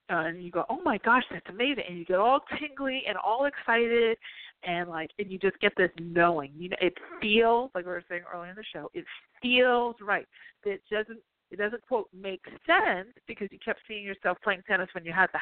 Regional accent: New Jersey, United States; I'm from Jersey

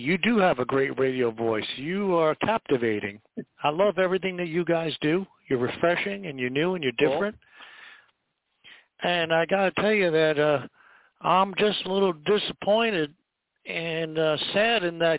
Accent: San Francisco, California, United States; I'm from San Francisco

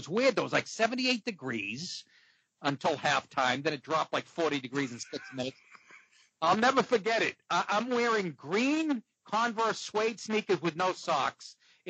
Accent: Boston, Massachusetts, United States; also born or lived in New York City; now in Atlanta, United States; I'm a Bostonian

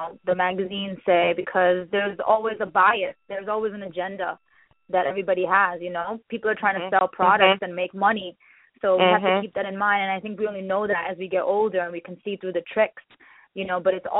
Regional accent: New York City, New York, United States; also born or lived in India; I grew up in the Bronx

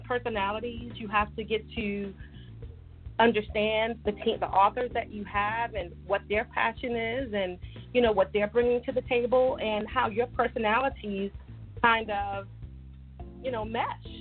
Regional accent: New York, United States; also born or lived in Virginia; I'm from New York, and we talk

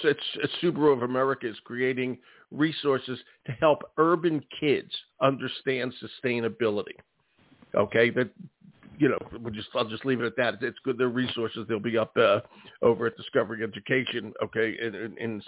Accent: Philadelphia, Pennsylvania, United States; I grew up in West Philadelphia

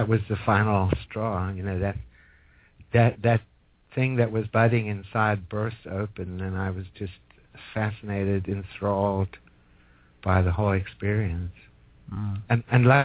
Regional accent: Johannesburg, Gauteng, South Africa; moved away; also born or lived in Petersburg, South Africa; I am from Johannesburg, but my uncle had a farm way in the north

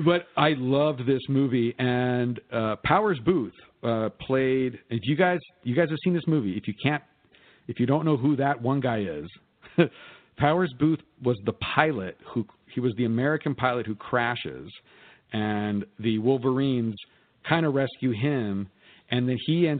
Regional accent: New Mexico, United States; growing up in New Mexico

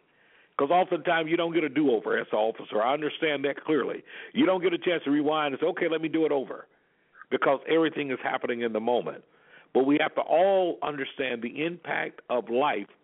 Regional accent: Alabama, United States; I grew up in Alabama in the Deep South.

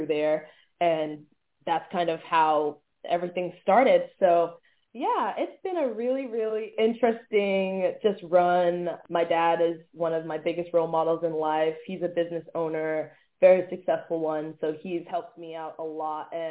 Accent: Atlanta, Georgia, United States; moved away as an adult; also born or lived in Syracuse; now in Los Angeles, United States; growing up in Atlanta

